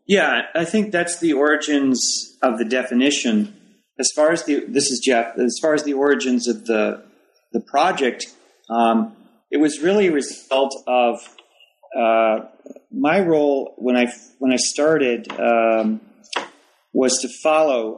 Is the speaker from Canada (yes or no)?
yes; Toronto, Ontario, Canada; moved away as an adult; also born or lived in Waterloo, Canada / Ames, Iowa, United States; now in Charlotte, United States; I'm originally from Toronto